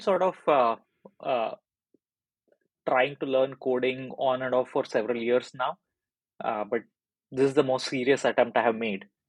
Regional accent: India; moved away as an adult; now in United Kingdom; I'm originally from India, so that's where I was working with uh, a very big medical device company there.

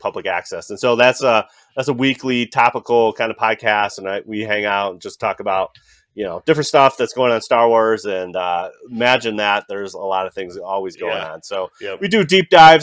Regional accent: Chicago, Illinois, United States; we're from Chicago

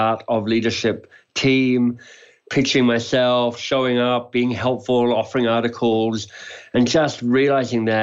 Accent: Australia; moved away as an adult; also born or lived in Oxford, England; So you may be able to hear it in my accent. I'm Australian by birth.

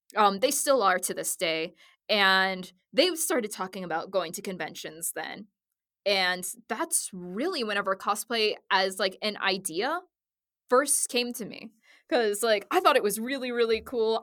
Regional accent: Southwest Missouri, United States; I grew up in Southwest Missouri in like yeah. a country town

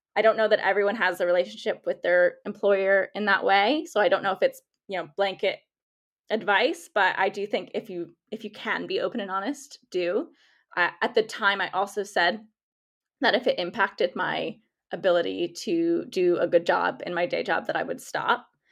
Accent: United States; accent: American; I'm American by, if you can tell by my accent

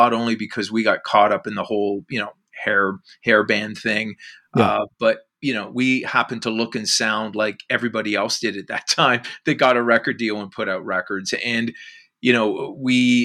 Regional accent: Whitby, Ontario, Canada; also born or lived in Oshawa / Ajax; now in Oakville, Canada; I was actually born in Oshawa, but I grew up in Whitby and then Ajax.

